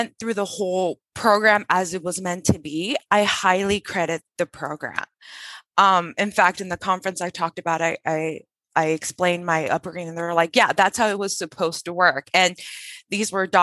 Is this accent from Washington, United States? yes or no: no; Huntington Park, California, United States; first language Spanish; English is a second language; Spanish was my first language. I grew up in Huntington Park, California